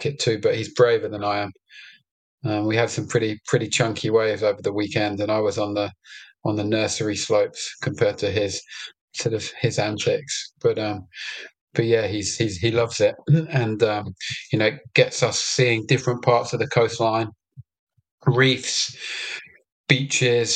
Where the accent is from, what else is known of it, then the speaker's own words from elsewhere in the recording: London, United Kingdom; I was born in London and raised in London